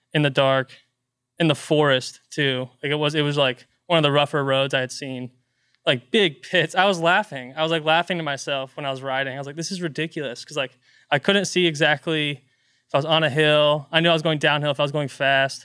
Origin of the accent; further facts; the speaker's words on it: Pflugerville, Texas, United States; now in Austin, United States; I grew up in Pflugerville, technically, which is just north of Austin